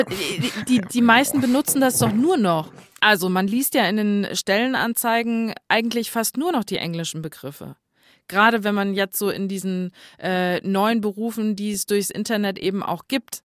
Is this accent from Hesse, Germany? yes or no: yes; Northern Hesse, Germany; bei uns in Nordhessen, wo ich aufgewachsen bin, in den Dörfchen